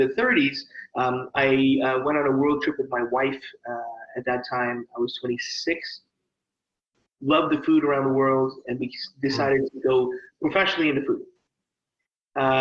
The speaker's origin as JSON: {"language": "English", "town": "Langley", "region": "British Columbia", "country": "Canada", "tie": "born or raised there", "also_born_or_lived": "Edmonton, Alberta", "said": "I grew up in Langley, British Columbia"}